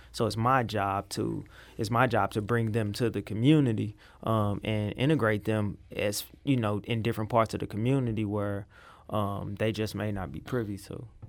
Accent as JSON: {"language": "English", "town": "St. Louis", "region": "Missouri", "country": "United States", "said": "I am from South Saint Louis, um, Gibson and Tower Grove area."}